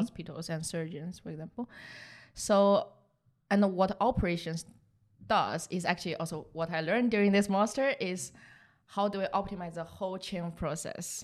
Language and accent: English; southern China, China; English is a second language; moved away as an adult; also born or lived in Rotterdam, Netherlands; now in Netherlands; I was born in the south of China, so actually really close to Vietnam.